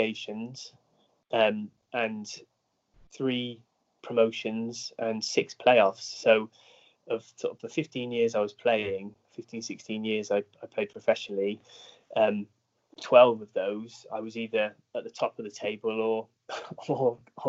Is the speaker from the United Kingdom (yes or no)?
yes; Bristol, South West England, United Kingdom; also born or lived in Northampton; I'm from Bristol, so we wanted to get back to the southwest